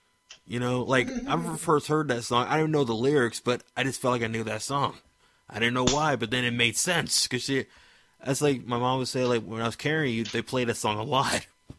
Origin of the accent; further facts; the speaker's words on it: Maryland, United States; Like, nobody believes I'm from Maryland. I'm like, born and raised here, though, bro.